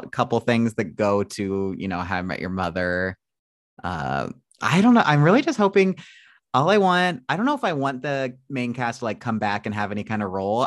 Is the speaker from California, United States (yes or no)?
no; Carlinville, Illinois, United States; now in Los Angeles, United States; I'm from Illinois, but like closer to Springfield.